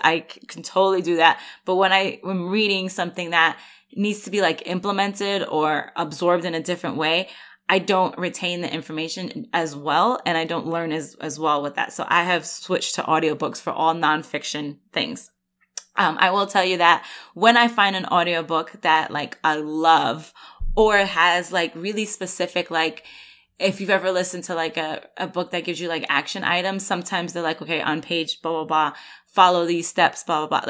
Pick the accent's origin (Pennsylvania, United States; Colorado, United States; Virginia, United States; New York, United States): New York, United States; moved away; I'm originally from New York